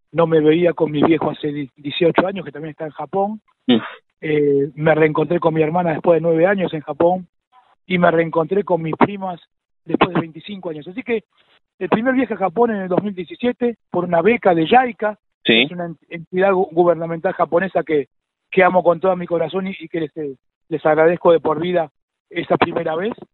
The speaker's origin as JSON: {"language": "Spanish", "country": "Argentina", "said": "yo soy argentino. Eh, mis viejos y mis abuelos vinieron a Argentina"}